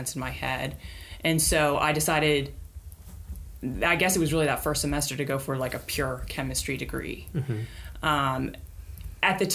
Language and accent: English; Carrollton, Texas, United States; I grew up in Carrollton, Texas, and I was homeschooled for my entire K through 12 education